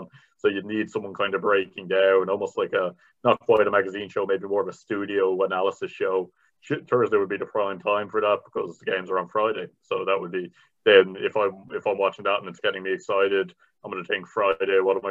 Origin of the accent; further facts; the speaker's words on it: Bray, Leinster, Ireland; I'm from Bray in County Wicklow. There was no one who sounded like where I grew up in those ads